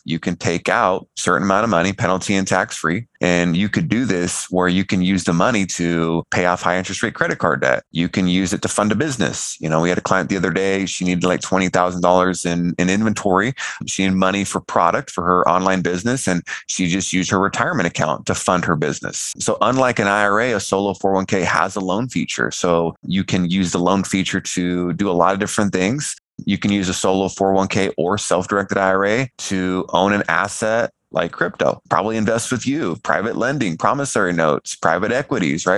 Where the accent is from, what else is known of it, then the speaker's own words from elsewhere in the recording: California, United States; I came from California and grew up middle of the road